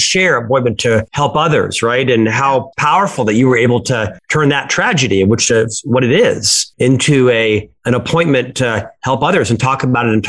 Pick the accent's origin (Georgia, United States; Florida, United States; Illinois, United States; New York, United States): Florida, United States; now in Utah, United States; I'm originally from Florida. I live in Utah now.